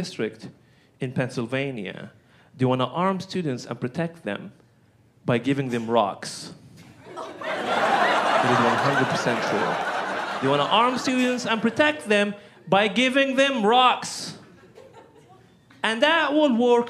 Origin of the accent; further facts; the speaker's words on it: Benghazi, Cyrenaica, Libya; English is a second language; moved away as an adult; now in Portland, United States; specifically from the city of Benghazi.